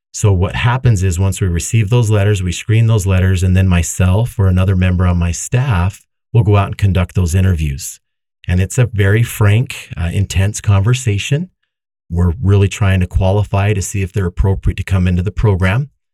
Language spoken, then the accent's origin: English; Davis County, Utah, United States; I grew up here in Davis County